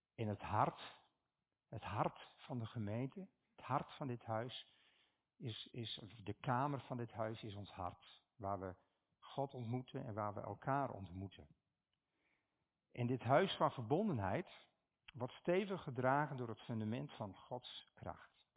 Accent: Stiens, Friesland, Netherlands; Ik kom uit Stiens

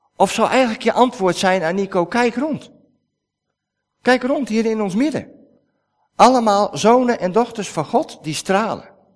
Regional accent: Netherlands; wij als Nederlanders

